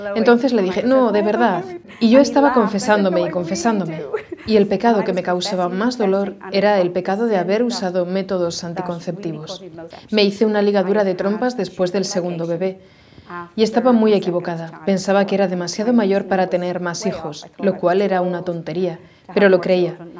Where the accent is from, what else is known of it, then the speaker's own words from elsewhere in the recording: Dublin, Leinster, Ireland; Soy de Dublín, Irlanda